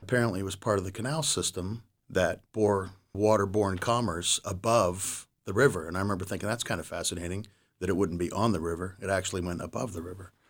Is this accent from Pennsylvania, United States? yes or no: yes; Saltsburg, Pennsylvania, United States; I was born and raised in Salzburg